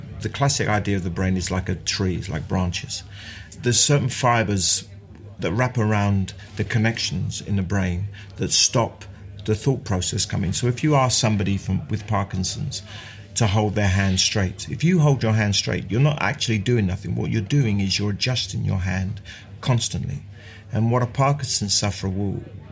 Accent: London, United Kingdom; also born or lived in Mile End; I was born in Mile End, and we moved to Bethnal Green when I was 4, and I left when I was 28

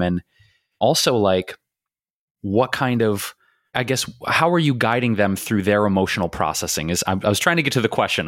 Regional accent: Detroit, Michigan, United States; we grew up in Detroit

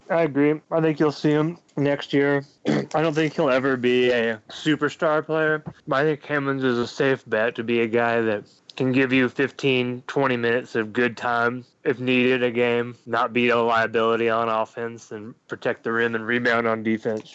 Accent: Huntingburg, Indiana, United States; moved away; also born or lived in Noblesville, Indiana; I was born in Huntingburg, Indiana, and I lived in Noblesville for a couple years

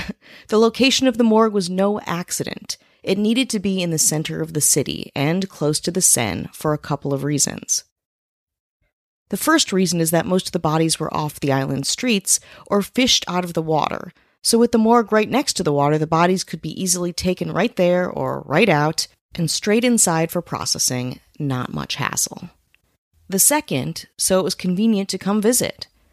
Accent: Wisconsin, United States; my hometown in Wisconsin

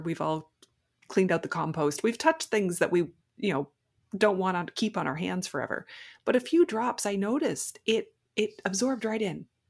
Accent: Prince Edward Island, Canada; I'm from Prince Edward Island in Canada.

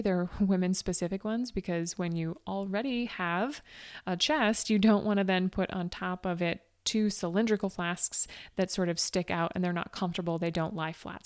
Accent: Northeast, United States; I'm from the Northeast where it routinely gets cold.

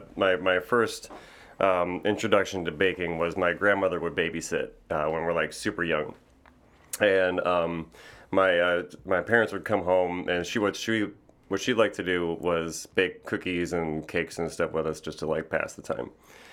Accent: New Berlin, Wisconsin, United States; New Berlin, Wisconsin. It was like a suburb of Milwaukee.

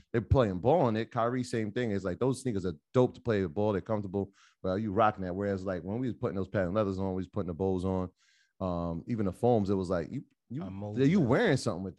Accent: Jamaica; I didn't have any Ewings being Jamaican.

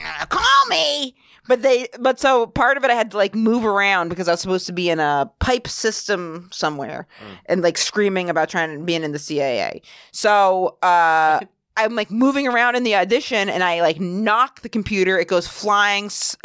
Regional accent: Maine, United States; now in New York, United States; I'm from Maine.

